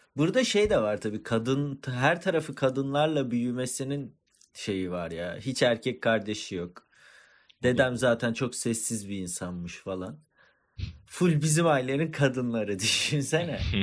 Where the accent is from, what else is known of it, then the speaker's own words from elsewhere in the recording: Antakya, Hatay, Turkey; Antakyalıyız. Yani iki, annelerimiz kardeş, ikimiz de Antakyalıyız